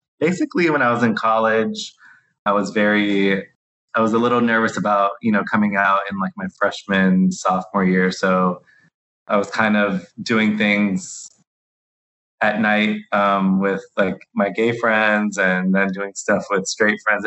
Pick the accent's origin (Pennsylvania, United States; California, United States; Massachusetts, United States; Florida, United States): Florida, United States; Miami; I'm from Miami